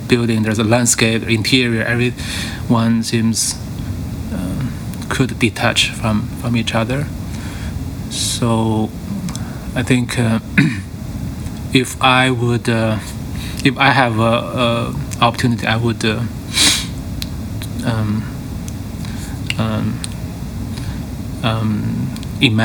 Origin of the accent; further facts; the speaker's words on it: Beijing, China; I grew up in Beijing